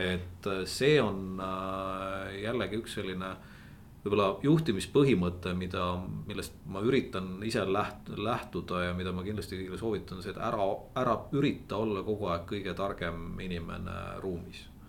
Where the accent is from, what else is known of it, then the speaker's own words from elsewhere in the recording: near Otepää, Valga County, Estonia; ma olen maapoiss tegelikult, et üles kasvanud Otepää lähedal talukohas